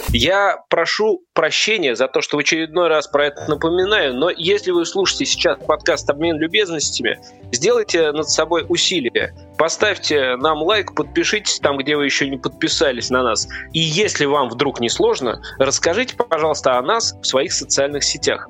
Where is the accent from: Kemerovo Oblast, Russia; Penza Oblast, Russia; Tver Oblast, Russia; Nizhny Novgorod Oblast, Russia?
Nizhny Novgorod Oblast, Russia; Nizhny Novgorod; moved away as an adult; now in Moscow, Russia; Я жил до того, как переехал в Москву, в Нижнем Новгороде. Это моя малая родина, и я там прожил большую часть своей жизни